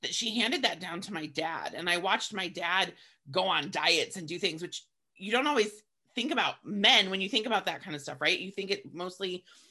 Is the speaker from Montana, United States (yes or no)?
yes; Montana, United States; growing up in Montana in the 80s